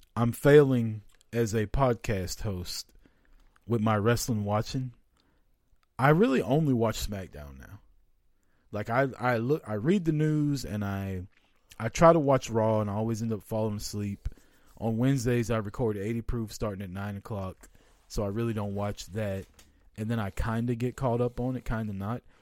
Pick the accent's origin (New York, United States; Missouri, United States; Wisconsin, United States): Missouri, United States; Kansas City; I'm from Kansas City.